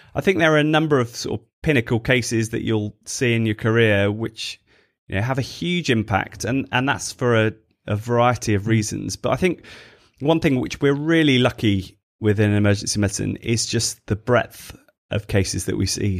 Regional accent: Stratford-upon-Avon, West Midlands, United Kingdom; moved away as an adult; also born or lived in Birmingham; now in Bristol, United Kingdom; growing up in Stratford, so not too far from Birmingham

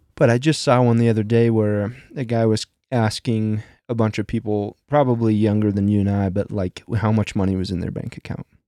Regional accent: Midwest, United States; growing up in the Midwest

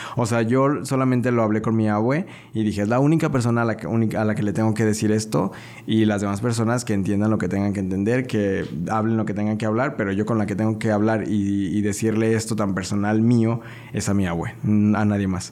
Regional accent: León, Guanajuato, Mexico; yo soy de acá del pueblo

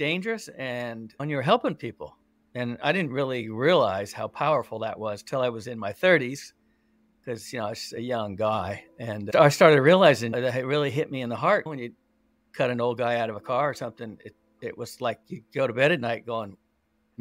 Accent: California, United States; I grew up here in California, little town

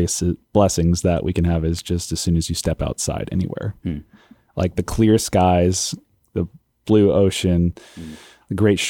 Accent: California, United States; I came from California, and I was attending an awesome church back there

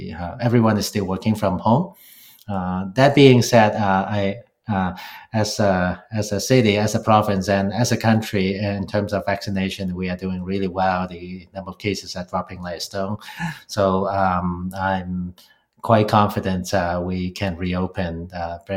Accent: Hong Kong; moved away as an adult; now in Toronto, Canada; I grew up in Hong Kong

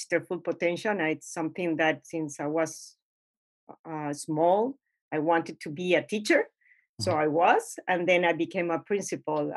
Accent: Spain; moved away as an adult; also born or lived in Miami; now in Key Biscayne, United States; Originally I'm from Spain, but I've been in Miami for 28 years and 24 in Key Biscayne.

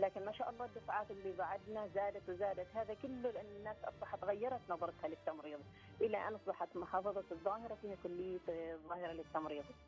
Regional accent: Oman; احنا كنا اول دفعه

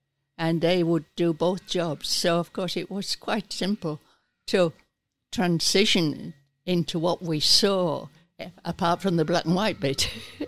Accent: England, United Kingdom; now in Australia; Well, we came from England, emigrated, a motorway went through us.

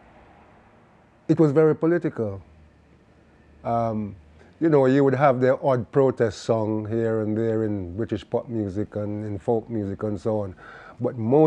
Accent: Jamaica; now in England; I'm Jamaican. So I wanted to sound Jamaican

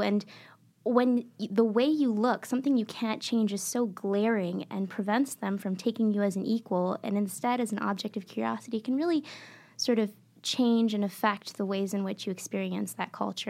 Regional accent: Maputo, Mozambique; now in Michigan, United States; I was born and raised in Maputo, Mozambique, in southeastern Africa.

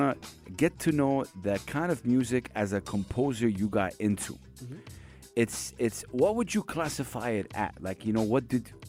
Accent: Saudi Arabia; I come from Saudi Arabia

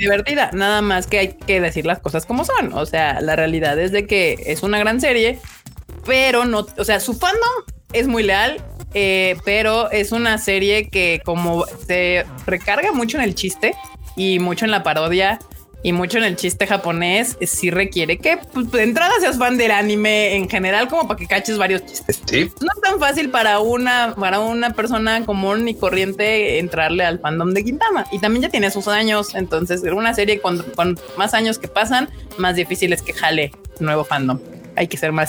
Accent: Mexico City, Mexico; somos tan de México que somos del centro de México, de la CDMX también

